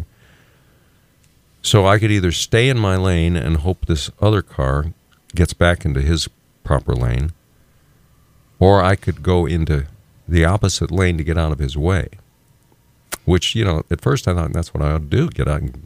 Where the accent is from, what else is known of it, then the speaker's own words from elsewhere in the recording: Moline, Illinois, United States; also born or lived in Dalhart, Texas; I was born in Dalhart, Texas, but I grew up mostly in Moline, Illinois